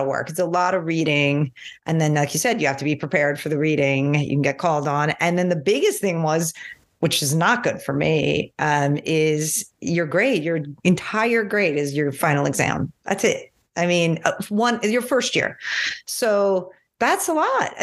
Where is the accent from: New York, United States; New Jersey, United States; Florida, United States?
New York, United States; I'm from New York